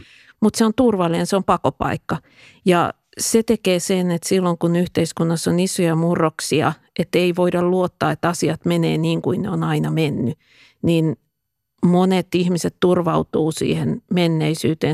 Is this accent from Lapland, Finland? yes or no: no; Tampere, Pirkanmaa, Finland; mä asuin lapsuuteni Pispalassa